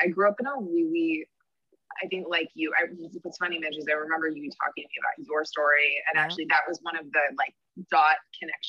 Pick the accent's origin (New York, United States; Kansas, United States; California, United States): New York, United States; New York City; I'm from Brooklyn, New York. I live here with my partner